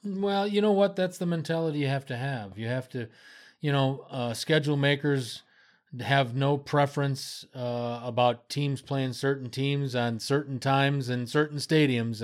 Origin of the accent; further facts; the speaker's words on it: United States; moved away; It's my home country.